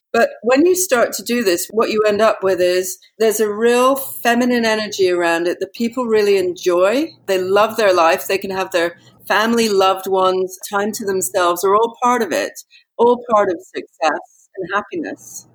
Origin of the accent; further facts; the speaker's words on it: Yorkshire and the Humber, United Kingdom; I lived with her for a lot of time when I was a child up in Yorkshire